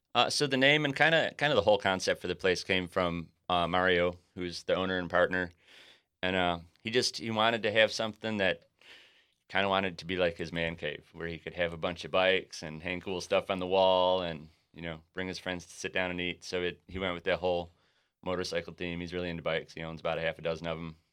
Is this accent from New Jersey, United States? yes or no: no; Buffalo, New York, United States; moved away as an adult; also born or lived in San Francisco; now in San Diego, United States; why would I ever leave after growing up in Buffalo